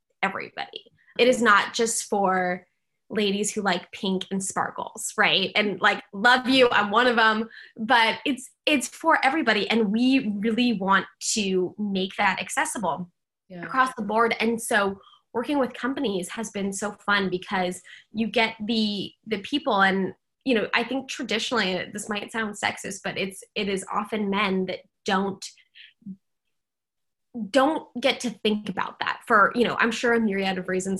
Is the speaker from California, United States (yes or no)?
no; Seattle, Washington, United States; now in San Francisco, United States; I grew up in Seattle